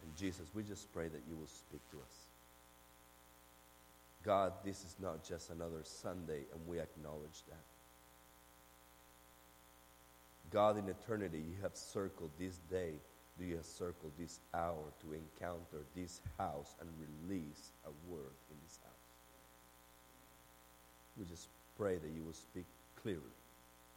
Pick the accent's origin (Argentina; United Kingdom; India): Argentina; English is a second language; now in Memphis, United States; I'm from Argentina